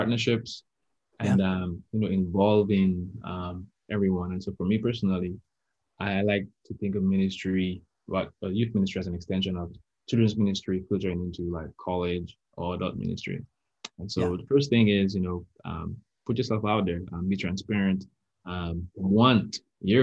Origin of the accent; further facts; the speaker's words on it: Dominica; I'm actually from Dominica, which is called the Nature Island of the Caribbean.